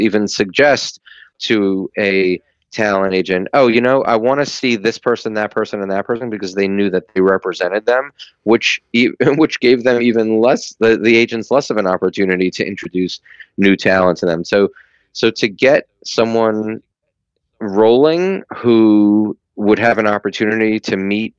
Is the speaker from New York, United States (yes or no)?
yes; New York, United States; I grew up in New York and I raised in New York